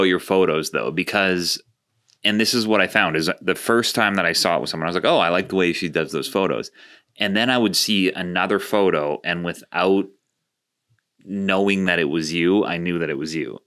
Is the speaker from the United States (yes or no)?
no; Canada; I'm from Canada.